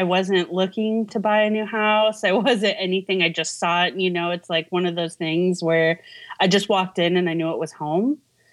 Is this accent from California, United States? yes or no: yes; Los Angeles, California, United States; moved away as an adult; also born or lived in Santa Monica / Thousand Oaks; now in Kansas City, United States; I was born and raised in Los Angeles